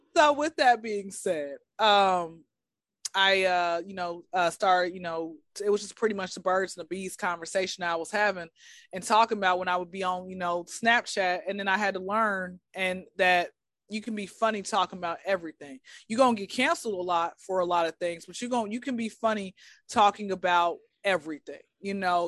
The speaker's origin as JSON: {"language": "English", "town": "Atlanta", "region": "Georgia", "country": "United States", "tie": "born or raised there", "said": "born and raised in Atlanta"}